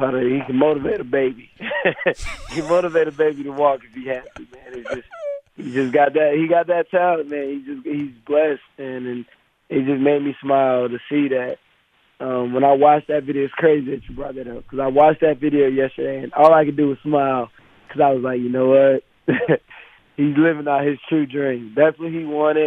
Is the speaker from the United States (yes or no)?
yes; Wisconsin, United States; I'm from Wisconsin